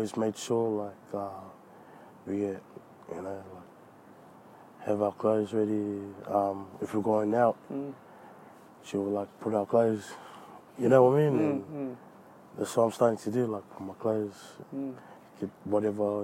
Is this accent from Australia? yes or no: yes; Sydney, New South Wales, Australia; also born or lived in New Zealand; even though I was born in New Zealand, I feel like, you know, Australia is my home, because this is where I grew up.